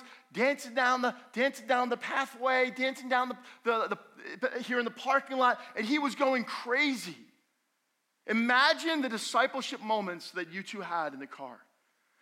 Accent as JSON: {"language": "English", "town": "Allendale", "region": "New Jersey", "country": "United States", "tie": "born or raised there", "said": "I grew up in Allendale, and we had almost 2 acres"}